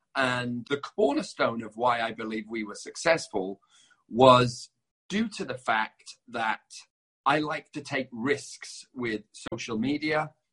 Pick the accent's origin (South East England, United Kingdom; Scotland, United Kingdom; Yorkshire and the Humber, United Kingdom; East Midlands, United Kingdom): Yorkshire and the Humber, United Kingdom; Leeds; also born or lived in London; now in Los Angeles, United States; I'm not from London. I'm from a town called Leeds